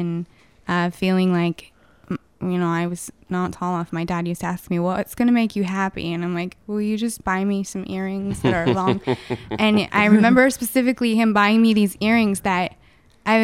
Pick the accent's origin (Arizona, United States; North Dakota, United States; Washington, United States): Washington, United States; Mossyrock; now in Tacoma, United States; I'm from Mossy Rock